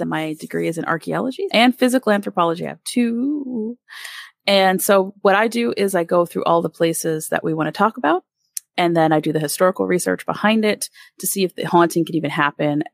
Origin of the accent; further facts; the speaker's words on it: Allentown, Pennsylvania, United States; moved away; also born or lived in Winston-Salem, North Carolina; I'm from the Allentown, Bethlehem area of Pennsylvania, so out right outside Philly